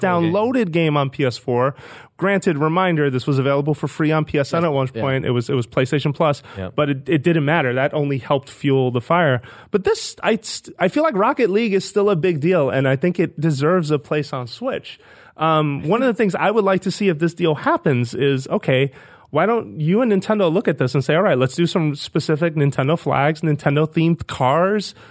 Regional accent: New York City, New York, United States; moved away as an adult; now in San Francisco, United States; I grew up in the Bronx, with not too far from Fordham Road

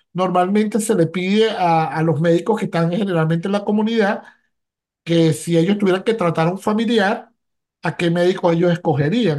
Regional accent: Venezuela; now in Philadelphia, United States; como médico venezolano

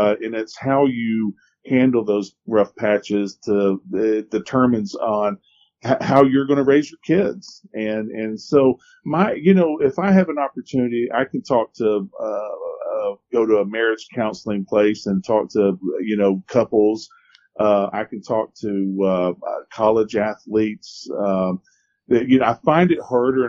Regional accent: Ellijay, Georgia, United States; actually I grew up in Ellijay

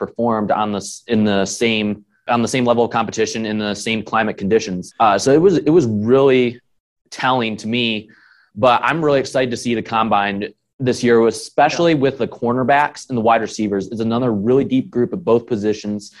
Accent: Adrian, Michigan, United States; I'm from Adrian, Michigan. I've lived there my whole life

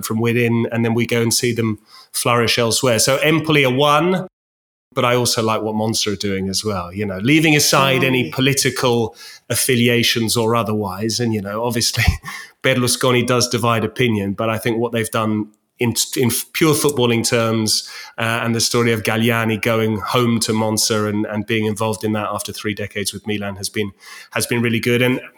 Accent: Winchester, South East England, United Kingdom; my hometown of Winchester

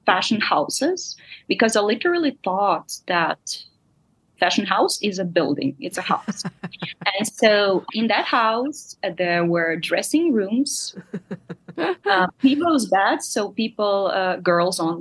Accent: Kyiv, Ukraine; English is a second language; I grew up in Kiev

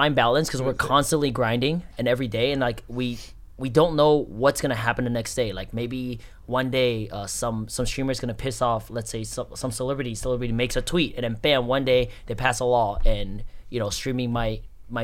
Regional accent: Taiwan; moved away; also born or lived in Bay Area, California; I was originally born and raised in Taiwan, and then I immigrated to the Bay Area for like 16 years.

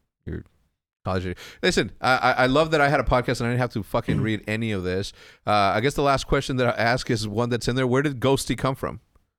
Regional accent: El Paso, Texas, United States; born there; I was born in El Paso, Texas. When? 1980. Graduated high school in 1997.

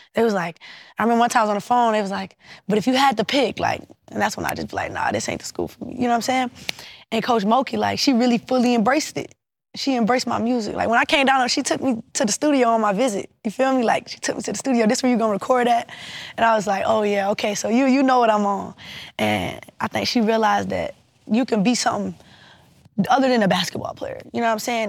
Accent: Savannah, Georgia, United States; I'm from Savannah, Georgia. We gonna talk how we wanna talk

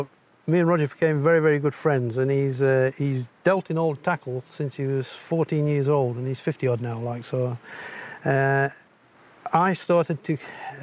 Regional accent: Barnard Castle, North East England, United Kingdom; also born or lived in High Peak, Derbyshire; I'm from England, the north of England, a little place called Barnard Castle.

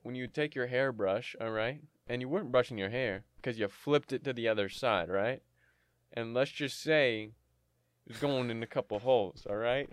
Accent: Canada; I'm Canadian, and we respect the queen up here

